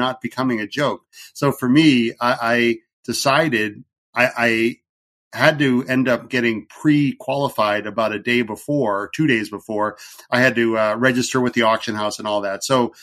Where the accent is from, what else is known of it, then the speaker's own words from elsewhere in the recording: New Hampshire, United States; I am from New Hampshire here in the USA, East Coast